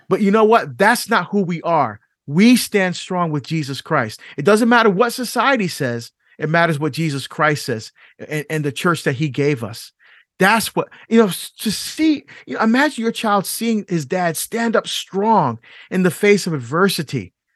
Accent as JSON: {"language": "English", "country": "Barbados", "tie": "born or raised there", "moved": "yes", "lives_now": "United States", "said": "I was born in Barbados. I'm not African American"}